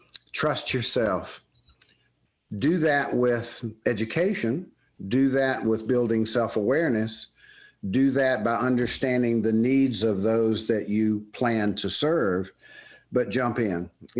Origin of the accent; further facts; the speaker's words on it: the South, United States; accent: Southern; now in State College, United States; I'm moving my family, my life, my family, and my Southern accent to State College, Pennsylvania